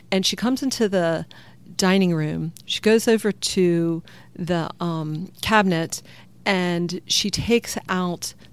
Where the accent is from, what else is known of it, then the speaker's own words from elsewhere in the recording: the South, United States; I am from the South in America